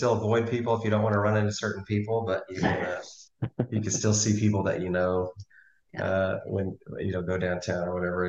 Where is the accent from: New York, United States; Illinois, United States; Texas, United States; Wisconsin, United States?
Texas, United States; Waxahachie